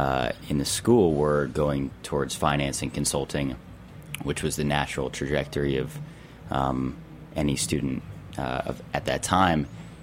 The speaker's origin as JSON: {"language": "English", "town": "New York City", "region": "New York", "country": "United States", "tie": "born or raised there", "said": "growing up in New York, eating dim sum all the time"}